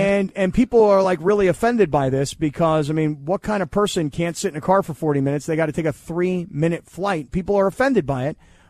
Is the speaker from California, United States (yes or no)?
yes; California, United States; I grew up down here in Orange County